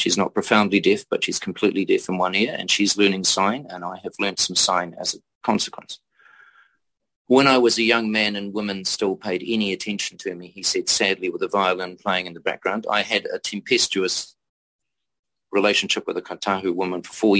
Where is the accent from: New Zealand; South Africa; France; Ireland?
New Zealand; I am a New Zealander. I remain a New Zealander.